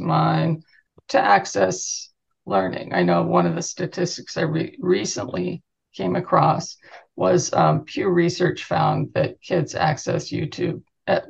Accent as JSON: {"language": "English", "region": "Southern California", "country": "United States", "tie": "born or raised there", "also_born_or_lived": "Huntington Beach", "said": "as a kid growing up in Southern California"}